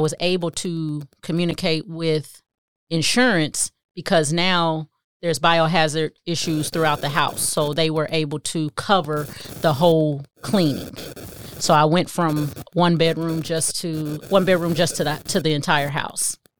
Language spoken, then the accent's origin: English; Kansas City, Missouri, United States; moved away as an adult; also born or lived in Phoenix; I went home to Kansas City 'cause I'm from Kansas City